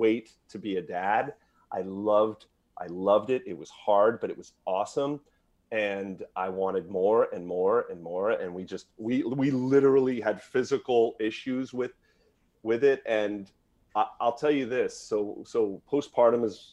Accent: Merced, California, United States; I'm from Merced

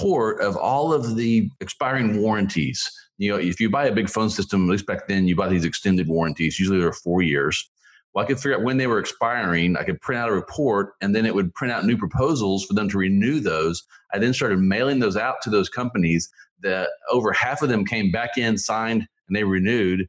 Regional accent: Tulsa, Oklahoma, United States; moved away as an adult; also born or lived in Philippines / Missouri; I grew up in Oklahoma in the Tulsa area.

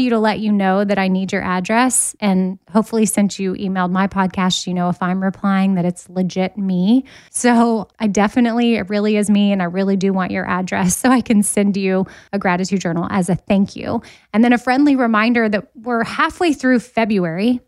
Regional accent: Austin, Texas, United States; moved away as an adult; now in Nashville, United States; I was born and raised in Austin, Texas, and didn't move to Nashville until two thousand thirteen

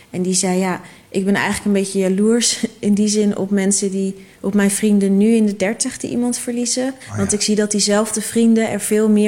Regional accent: Netherlands; het is onze zin als Nederlanders.

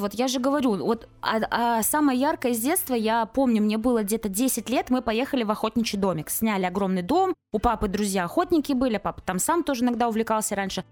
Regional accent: Kaliningrad Oblast, Russia; я же из Калининграда

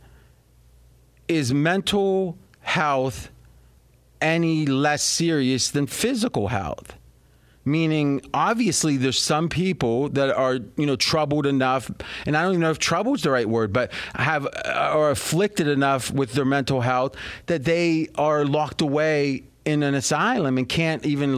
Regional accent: Steubenville, Ohio, United States; moved away; where I grew up back near Steubenville, Ohio

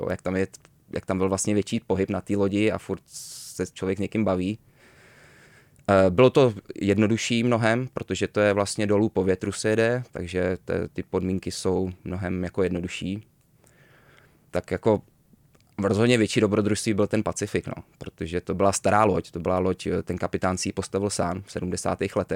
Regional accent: Malaga, Andalusia, Spain; born there; Já jsem se narodil ve Španělsku, v Malaze.

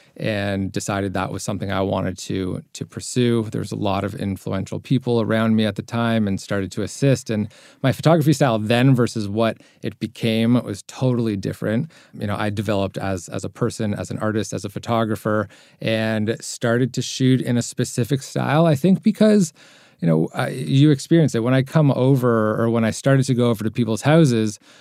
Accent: Toronto, Ontario, Canada; I'm from Toronto, Canada

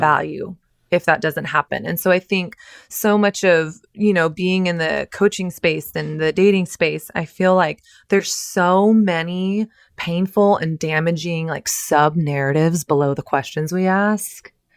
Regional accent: Texas, United States; when I was growing up in Texas

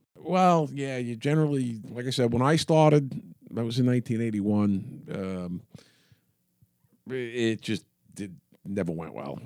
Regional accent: New York City, New York, United States; When I grew up in Queens in the, in the sixties

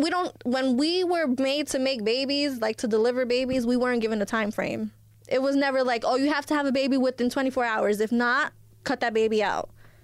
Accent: Elizabeth, New Jersey, United States; I was born here. I was born in Elizabeth, where I'm from.

